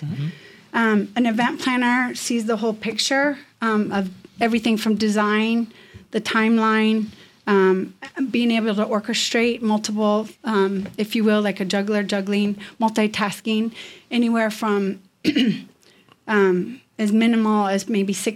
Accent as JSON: {"language": "English", "town": "Chicago", "region": "Illinois", "country": "United States", "tie": "born or raised there", "also_born_or_lived": "Washington, D.C. / San Diego", "moved": "as an adult", "lives_now": "Las Vegas, United States", "said": "growing up in the Midwest in Chicago"}